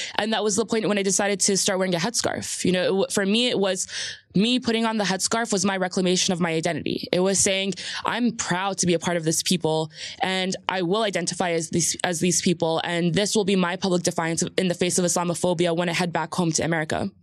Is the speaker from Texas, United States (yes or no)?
no; New Jersey, United States; also born or lived in Jordan; I'm a Jersey girl straight through. You know, there's a lot of connotation for that, what that means, you know, growing up on the Jersey shore